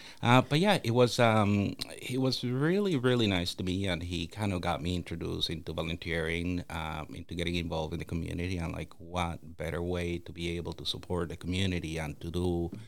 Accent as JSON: {"language": "English", "town": "Toronto", "region": "Ontario", "country": "Canada", "tie": "born or raised there", "said": "Now, keep in mind, growing up in Toronto, that usually doesn't happen."}